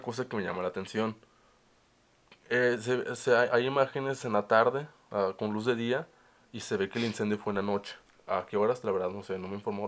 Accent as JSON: {"language": "Spanish", "country": "Mexico", "also_born_or_lived": "Monterrey", "said": "como mexicanos"}